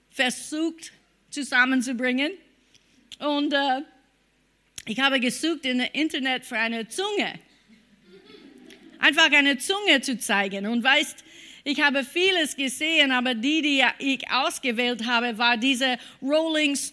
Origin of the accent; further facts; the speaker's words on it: United States; German is a second language; Obwohl ich war eine Amerikanerin und habe gedacht, ich glaube an Gott.